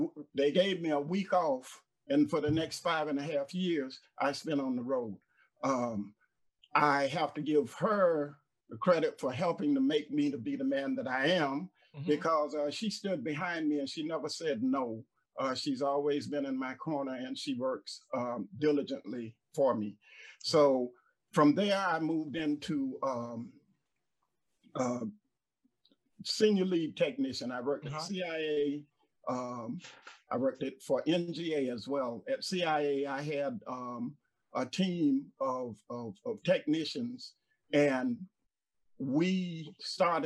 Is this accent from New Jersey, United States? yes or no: no; Jacksonville, Florida, United States; moved away as an adult; also born or lived in Kingston, New York / Boca Raton, Florida; now in Allendale, South Carolina, United States; I'm originally born and raised in Jacksonville, Florida.